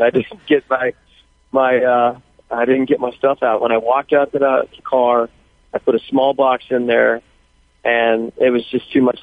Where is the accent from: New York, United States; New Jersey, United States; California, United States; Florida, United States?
California, United States; Thousand Oaks area; my hometown, starting with the shooting at the borderline